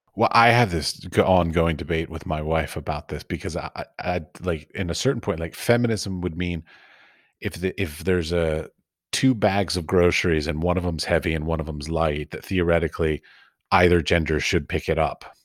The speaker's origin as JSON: {"language": "English", "town": "Washington", "region": "District of Columbia", "country": "United States", "tie": "born or raised there", "said": "I was born and raised in Washington, D C"}